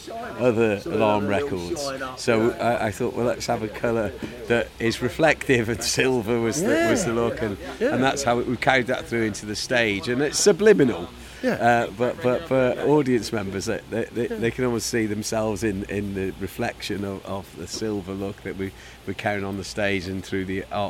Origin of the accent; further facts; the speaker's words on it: London, United Kingdom; accent: Cockney; my dodgy Cockney accent.